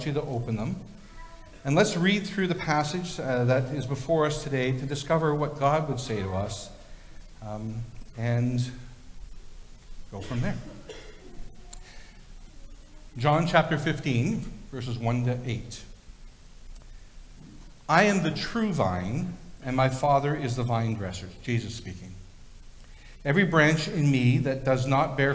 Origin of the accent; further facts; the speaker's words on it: Victoria, British Columbia, Canada; when I was a little kid, I grew up in Victoria near one of the oldest cemeteries in British Columbia, the Ross Bay Cemetery.